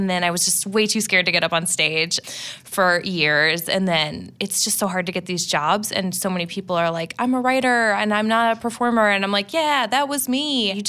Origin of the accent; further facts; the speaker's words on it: Midwest, United States; I've never lived in LA and I'm from the Midwest